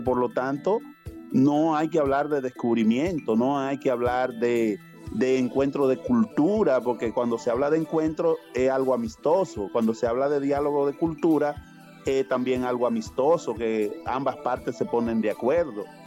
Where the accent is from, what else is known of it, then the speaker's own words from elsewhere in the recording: Dominican Republic; Los, dominicanos y los latinoamericanos lo estamos invadiendo a ellos con nuestra cultura